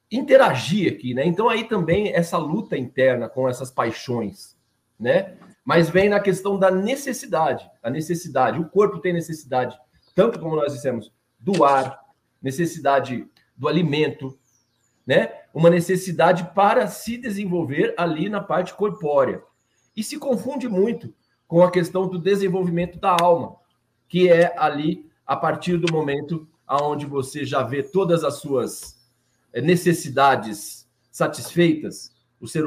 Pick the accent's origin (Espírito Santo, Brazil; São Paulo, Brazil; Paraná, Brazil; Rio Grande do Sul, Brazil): São Paulo, Brazil; Franca; nós somos de Franca, {S0} né, na cidade {S1} de Franca, no interior de São Paulo.